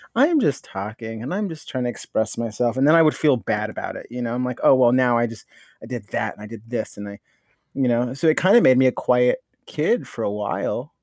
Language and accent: English; Norwalk, California, United States; I grew up in Norwalk